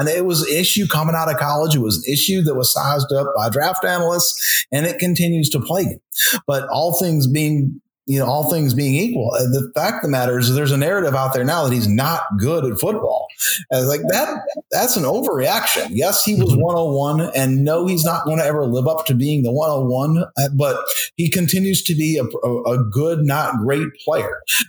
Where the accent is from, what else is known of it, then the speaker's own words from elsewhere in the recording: South Carolina, United States; I'm from South Carolina